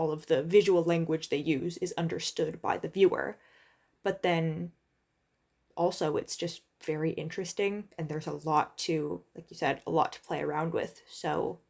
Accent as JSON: {"language": "English", "country": "United States", "said": "as an American"}